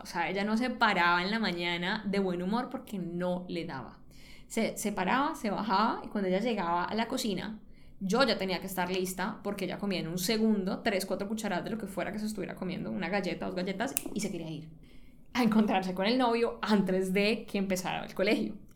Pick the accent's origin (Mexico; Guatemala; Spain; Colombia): Colombia; Cali, Valle del Cauca; moved away; yo soy caleña y pues yo crecí, me crié en Cali